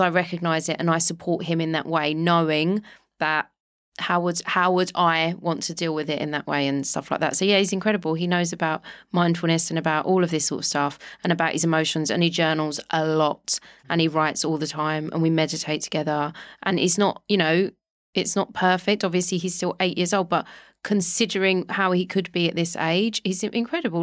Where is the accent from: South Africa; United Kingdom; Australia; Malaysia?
United Kingdom; London; moved away; I grew up in Walthamstow in London